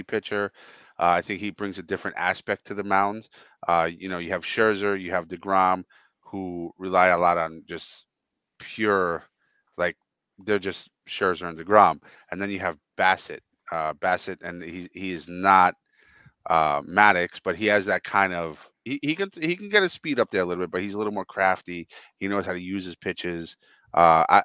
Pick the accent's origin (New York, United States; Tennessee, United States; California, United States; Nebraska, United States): New York, United States; in the 80s growing up in New York